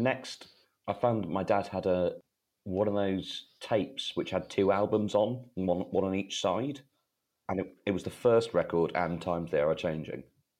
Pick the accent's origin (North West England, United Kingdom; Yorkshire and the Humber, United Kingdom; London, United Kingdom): Yorkshire and the Humber, United Kingdom; Leeds; born there; moved away; also born or lived in Sri Lanka / Denmark / Egypt / Malawi; So I was born in Leeds, and then I think it was Sri Lanka, Denmark, Egypt, Malawi, Zimbabwe, the Philippines, and then Bangladesh.